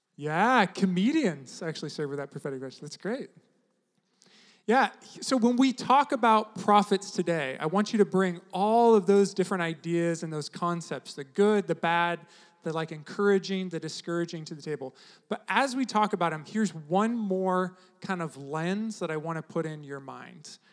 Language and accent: English; United States